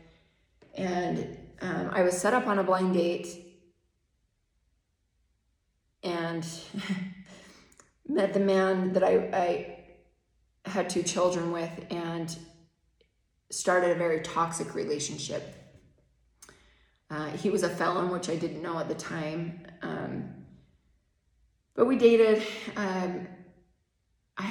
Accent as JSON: {"language": "English", "town": "Spanish Fork", "region": "Utah", "country": "United States", "tie": "born or raised there", "said": "I was raised in Spanish Fork with my mom and stepdad"}